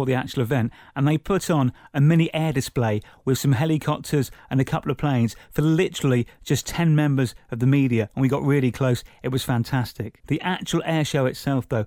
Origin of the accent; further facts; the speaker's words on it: Buckinghamshire, South East England, United Kingdom; growing up in Buckinghamshire near RAF Halton that used to have an annual air show